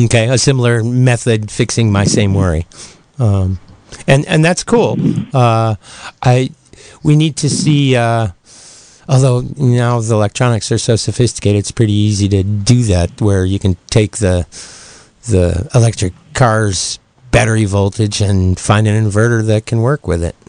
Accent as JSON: {"language": "English", "region": "Ohio", "country": "United States", "tie": "born or raised there", "moved": "yes", "said": "my hometown in Ohio"}